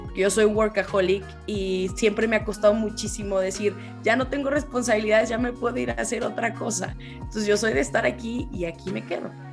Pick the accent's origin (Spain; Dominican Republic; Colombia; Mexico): Mexico; Zacatecas; moved away as an adult; also born or lived in Guadalajara / Canada; yo soy originaria de Zacatecas